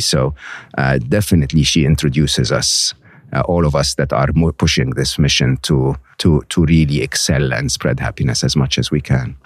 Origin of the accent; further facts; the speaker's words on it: Egypt; moved away; growing up in Egypt where we had two T V stations